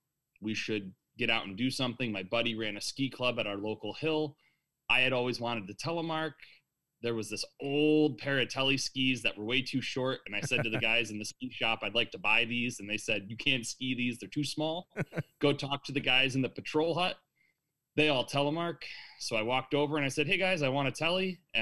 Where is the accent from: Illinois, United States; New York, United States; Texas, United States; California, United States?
New York, United States; Stillwater; Born and raised in Stillwater, New York. 34. I'm a high school Spanish teacher.